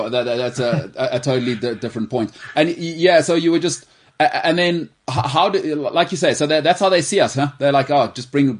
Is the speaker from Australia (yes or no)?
no; South Africa; as a South African fan.